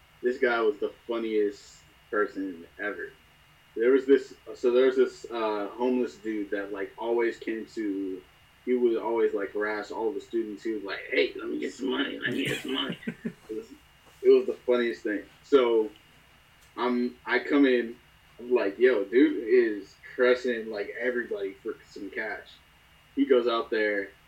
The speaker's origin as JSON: {"language": "English", "town": "San Francisco", "region": "California", "country": "United States", "said": "I'm from San Francisco"}